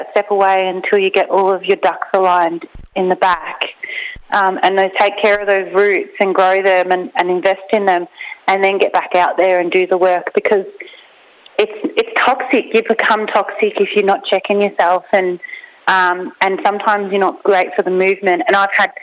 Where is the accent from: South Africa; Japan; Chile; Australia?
Australia; I grew up in Banyanda